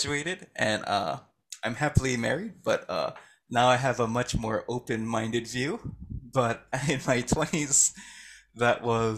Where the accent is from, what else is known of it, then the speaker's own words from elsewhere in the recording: Hawaii, United States; moved away as an adult; now in Yokohama, Japan; I'm originally from Hawaii